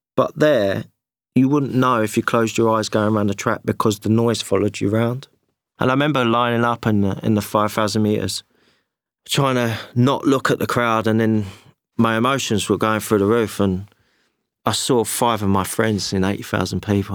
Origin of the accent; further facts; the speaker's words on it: London, United Kingdom; British, I was from London